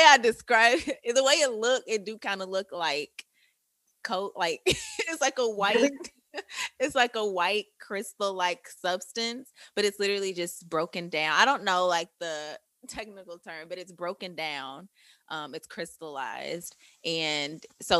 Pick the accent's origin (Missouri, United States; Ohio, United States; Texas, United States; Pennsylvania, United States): Missouri, United States; St. Louis; St. Louis